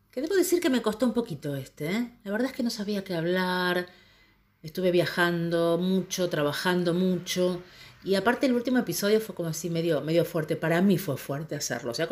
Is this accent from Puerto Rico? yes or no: no; Argentina; moved away; De hecho, cuando salí de Argentina, mi ticket era Argentina, Bangkok.